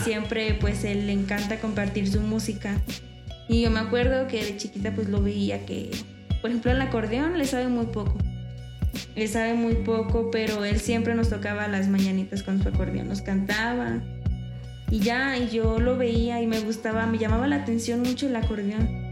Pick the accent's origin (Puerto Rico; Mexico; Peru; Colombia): Mexico; San Luis Potosí; de San Luis.